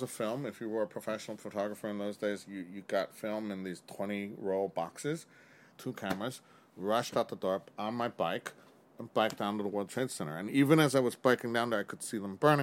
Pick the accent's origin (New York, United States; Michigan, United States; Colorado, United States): New York, United States; New York City; I've been a lifelong New Yorker growing up here in Chinatown and around Chinatown, the Lower East Side